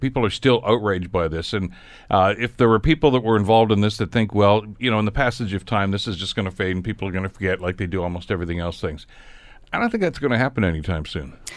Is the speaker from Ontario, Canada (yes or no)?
yes; Hamilton, Ontario, Canada; I was from Hamilton